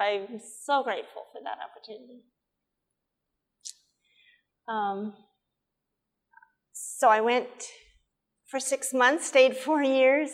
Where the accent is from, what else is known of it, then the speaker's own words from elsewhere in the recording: Nebraska, United States; also born or lived in Wyoming; I was born in Wyoming, grew up in Nebraska